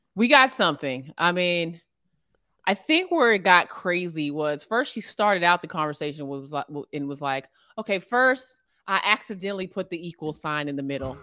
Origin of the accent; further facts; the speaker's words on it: Alexandria, Virginia, United States; I grew up in Alexandria, Virginia